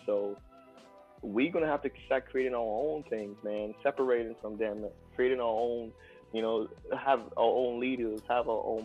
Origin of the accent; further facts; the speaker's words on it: Trinidad & Tobago; now in Dallas, United States; Trinidad and Tobago originally, born and raised